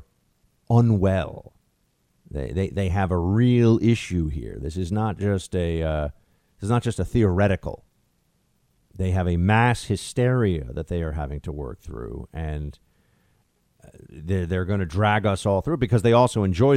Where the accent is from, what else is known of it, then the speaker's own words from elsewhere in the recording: New York City, New York, United States; my hometown that I've paid exorbitant taxes in for decades now and that I've lived in pretty much my entire adult life.